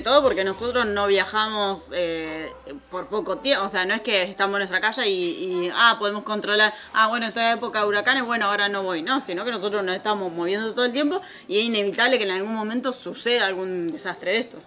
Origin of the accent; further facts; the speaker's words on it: Argentina; moved away; nosotros somos una familia argentina